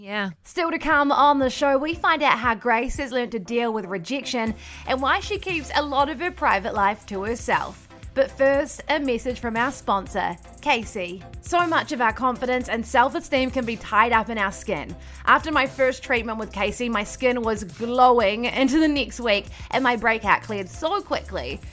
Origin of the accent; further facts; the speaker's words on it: Wellington, New Zealand; moved away; also born or lived in Christchurch; I'm from Wellington originally, but I studied in Christchurch